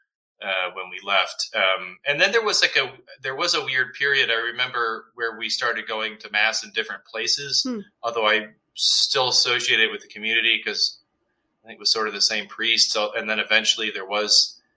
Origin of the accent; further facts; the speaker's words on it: Ann Arbor, Michigan, United States; moved away; also born or lived in Connecticut; I actually had gone to public school and elementary school, and then we moved 1997. We moved away from Michigan altogether